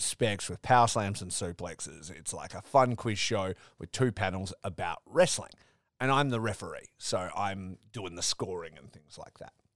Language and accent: English; Perth, Western Australia, Australia; these are these are my people, right? You'd think I'm a podcaster from Perth